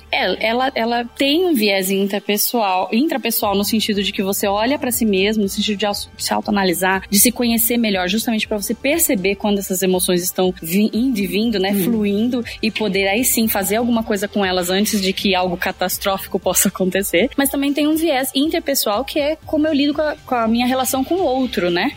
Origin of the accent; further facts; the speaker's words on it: São Paulo, Brazil; eu sou de São Paulo, vim exclusivamente aqui pro evento